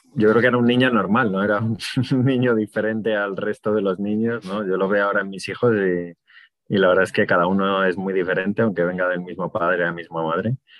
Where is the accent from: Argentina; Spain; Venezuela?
Spain; Madrid, Community of Madrid; Mis padres no, porque mi padre es de Málaga, mi madre es de Ávila, y al final vinieron a estudiar a Madrid y, mis hermanos y yo nacimos en Madrid